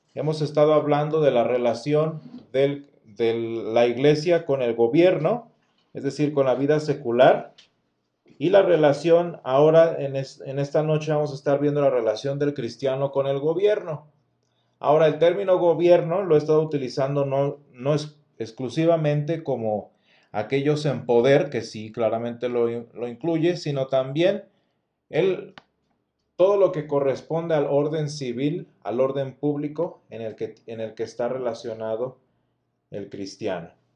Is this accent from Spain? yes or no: no; Mexico; en nuestro caso muy particular como mexicanos